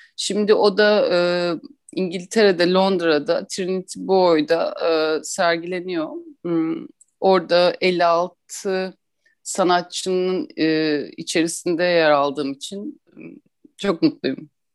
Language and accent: Turkish; Istanbul, Turkey; ben 1983 yılında İstanbul'da doğdum. Ee, burada doğdum, büyüdüm